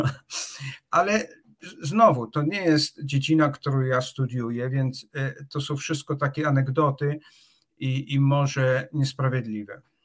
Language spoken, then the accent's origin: Polish; Czarnowąsy, Opole Voivodeship, Poland; moved away as an adult; also born or lived in Wrocław / Oxford; jestem z Czarnowoz. To jest, to jest taka wioska pod Opolem, gdzie była izba porodowa